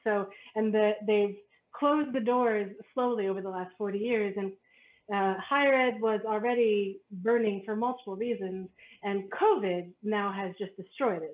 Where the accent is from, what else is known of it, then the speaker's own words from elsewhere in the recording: Canada; as a Canadian and as a Canadian that who who was often considered American. It's because my parents are American